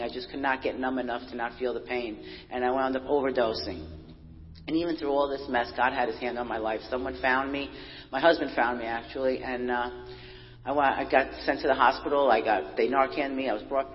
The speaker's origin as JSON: {"language": "English", "town": "New York City", "region": "New York", "country": "United States", "tie": "born or raised there", "said": "I was born and raised in Brooklyn, New York."}